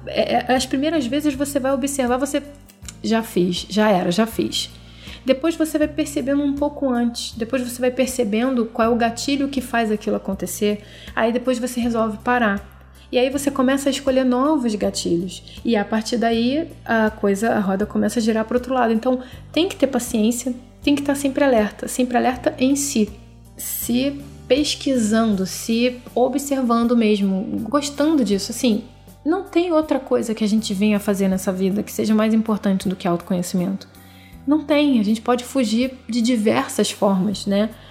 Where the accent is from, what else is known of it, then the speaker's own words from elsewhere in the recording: Rio de Janeiro, Brazil; eu sou brasileira, nasci no Rio de Janeiro, nasci em 81